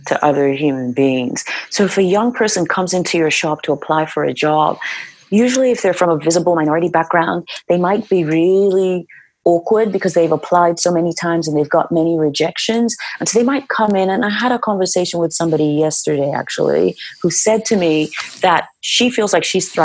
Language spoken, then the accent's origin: English; Nigeria; moved away as an adult; when I think about my life in Nigeria, I know that if I needed a job, it was a phone call away